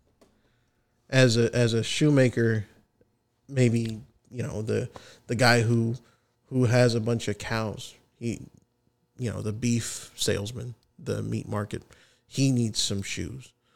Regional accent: United States; As an American patriot

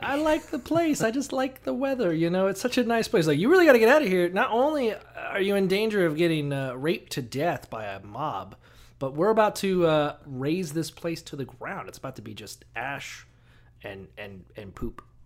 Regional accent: Florida, United States; we're from Florida

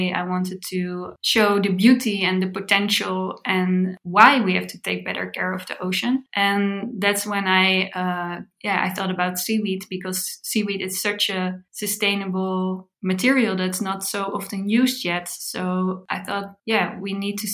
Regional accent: The Hague, South Holland, Netherlands; I grew up in The Hague. It's a city in the Netherlands close to the beach.

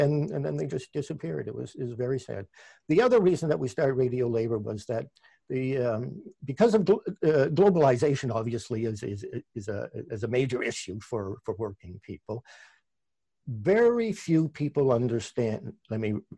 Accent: Canada; accent: Canadian; my Canadian accent

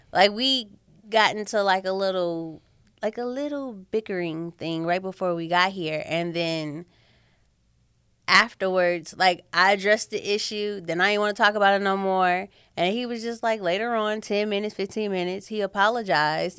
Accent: St. Louis, Missouri, United States; moved away as an adult; also born or lived in Kansas City; I'm from Saint Louis, and then I moved to Kansas City for college

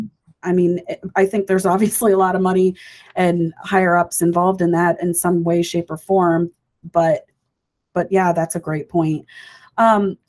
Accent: United States; as Americans

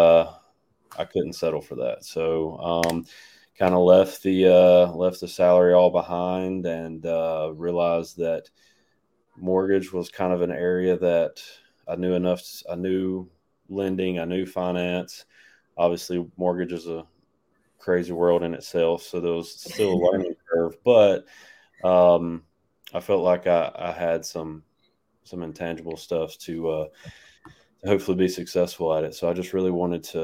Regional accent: Dothan, Alabama, United States; also born or lived in Auburn, Alabama; now in Pelham, United States; I'm from Dothan, Alabama. Went to school and everything there, graduated high school

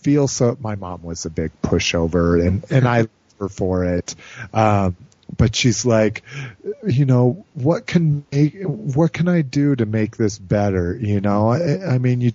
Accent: Albuquerque, New Mexico, United States; now in Denver, United States; I grew up in Albuquerque.

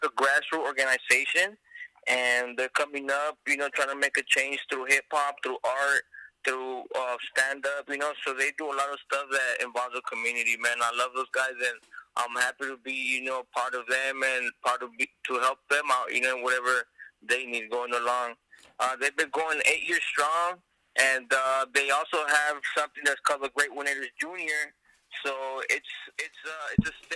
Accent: Los Angeles, California, United States; also born or lived in Mexico; I was born in Mexico, raised in California, you know, raised in the San Fernando Valley

